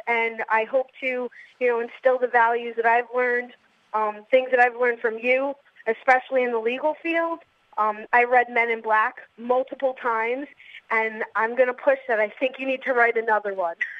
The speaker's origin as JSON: {"language": "English", "region": "New York", "country": "United States", "tie": "born or raised there", "said": "I'm born and raised in New York"}